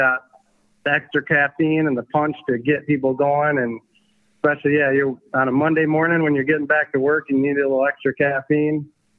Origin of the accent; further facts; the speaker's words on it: Michigan, United States; we're born and raised in Michigan